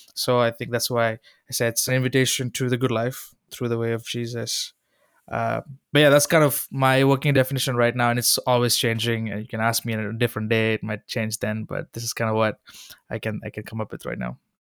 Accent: Sri Lanka; moved away; Growing up in Sri Lanka

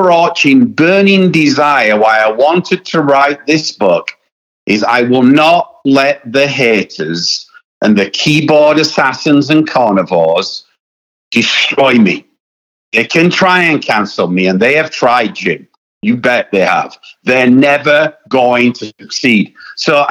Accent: United Kingdom; I am British

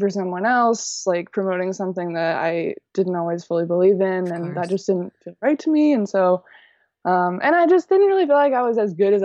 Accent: College Station, Texas, United States; now in Austin, United States; I'm from College Station, Texas, which is... it's kind of like a medium-sized town in Texas. Most people just move there to go to college and leave, but I grew up there

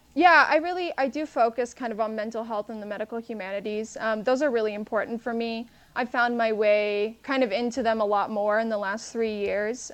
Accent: San Antonio, Texas, United States; also born or lived in Houston, Texas; I'm from San Antonio, Texas

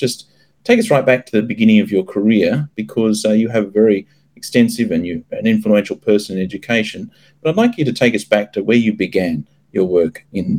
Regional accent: Australia; now in Bangkok, Thailand; My home country, of course, Australia

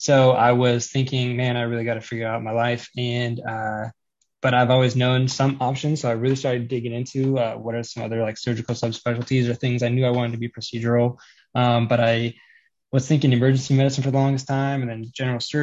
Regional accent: Colorado, United States; I'm from Colorado

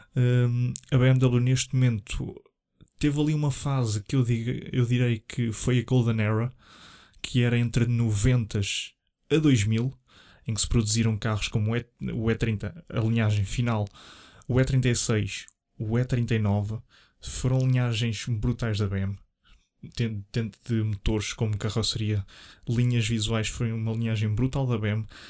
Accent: Leiria, Centro, Portugal; sou natural de Leiria

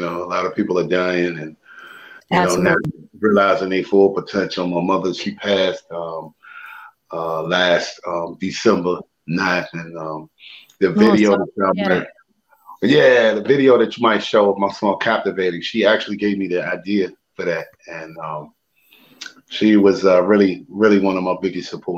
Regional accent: Richmond, Virginia, United States; I was born and raised in Richmond, Virginia.

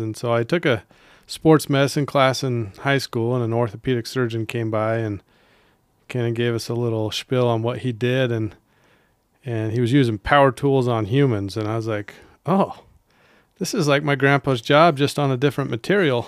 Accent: Holladay, Utah, United States; moved away; I grew up in Holiday

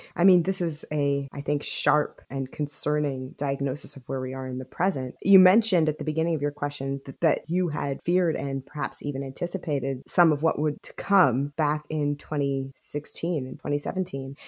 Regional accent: Silicon Valley, California, United States; I am from Silicon Valley

